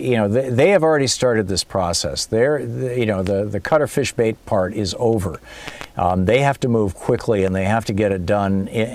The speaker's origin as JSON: {"language": "English", "region": "Michigan", "country": "United States", "tie": "born or raised there", "moved": "yes", "said": "I love the Midwest. I grew up in Michigan. I'm home."}